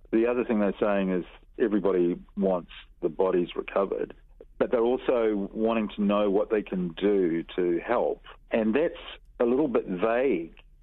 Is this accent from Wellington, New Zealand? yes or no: no; Ohope, Bay of Plenty, New Zealand; growing up in Ohopi, you're looking at the island all the time